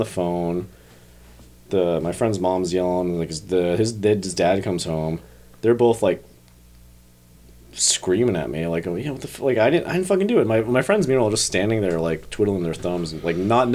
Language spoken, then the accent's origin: English; New Jersey, United States; I grew up in Jersey, part of a big, big, big Catholic family.